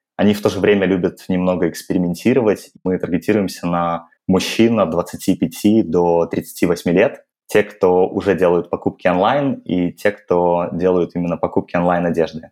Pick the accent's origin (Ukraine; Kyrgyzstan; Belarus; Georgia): Belarus; moved away as an adult; now in Moscow, Russia; я сам из Беларуси, и в 21 год после Белорусского государственного